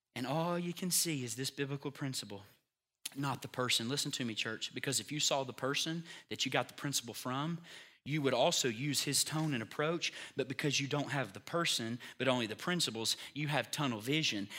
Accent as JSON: {"language": "English", "country": "United States", "said": "It's called being an American. And I'm proud to be one"}